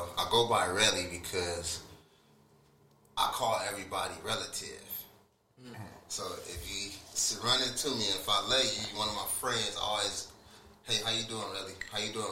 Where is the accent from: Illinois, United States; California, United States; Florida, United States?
California, United States; Rialto; I never was taught that I was from Rialto.